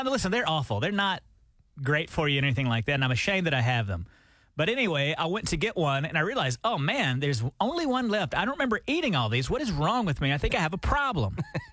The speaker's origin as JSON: {"language": "English", "region": "Alabama", "country": "United States", "tie": "born or raised there", "moved": "yes", "said": "growing up in Alabama"}